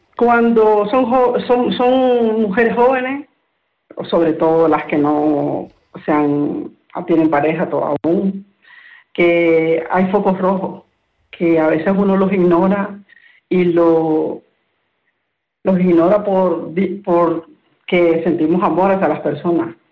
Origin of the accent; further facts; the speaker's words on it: Nicaragua; moved away as an adult; now in Spain; yo soy de Nicaragua